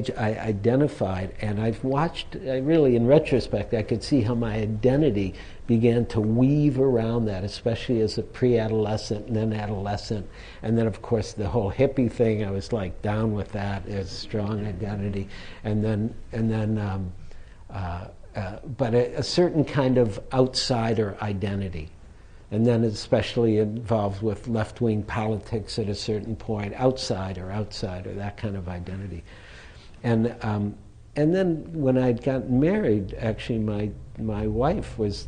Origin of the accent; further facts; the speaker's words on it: Detroit, Michigan, United States; if you were growing up in Detroit, nobody drove foreign cars at that time.